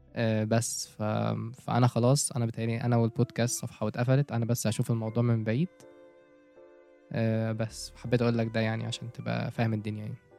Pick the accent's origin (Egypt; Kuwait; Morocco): Egypt; عندنا في مصر